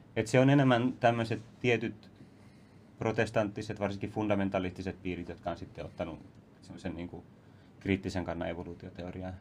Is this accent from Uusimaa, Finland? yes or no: yes; Vantaa, Uusimaa, Finland; mä kasvoin siis Vantalla ennen kaikkea